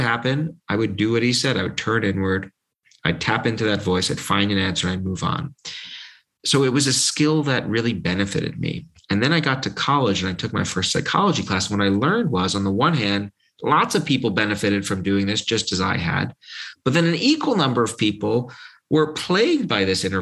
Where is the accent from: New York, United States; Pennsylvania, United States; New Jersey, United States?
New York, United States; New York City; when I was 3 years old growing up in New York, in Brooklyn